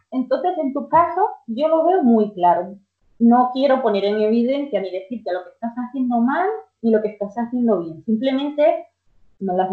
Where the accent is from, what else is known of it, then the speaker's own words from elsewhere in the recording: Dominican Republic; en nuestro caso, somos dominicanos, con alguna legumbre